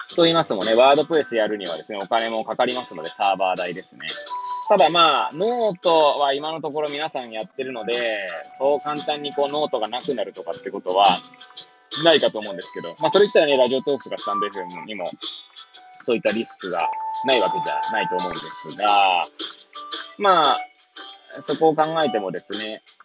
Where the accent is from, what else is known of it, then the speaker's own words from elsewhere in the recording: Hachioji, Tokyo, Japan; moved away as an adult; now in Kamaishi, Japan; 八王子育ち、震災の前の年から釜石で働くポンコツ